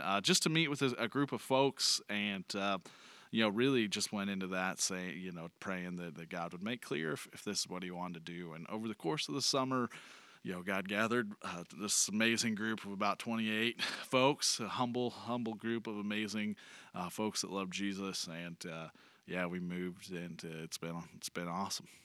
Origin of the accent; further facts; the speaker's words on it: Joplin, Missouri, United States; moved away; I came from Joplin. Uh, spent a lot of a lot of time in Joplin as a kid